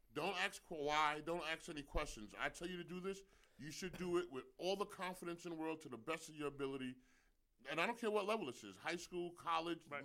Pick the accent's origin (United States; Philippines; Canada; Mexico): United States; New York; I'm a New Yorker.